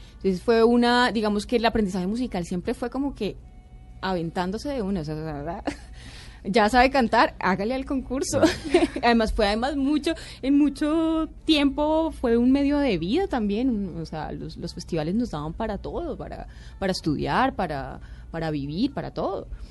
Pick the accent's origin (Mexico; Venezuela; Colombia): Colombia; Bogotá; soy blanca, cachaca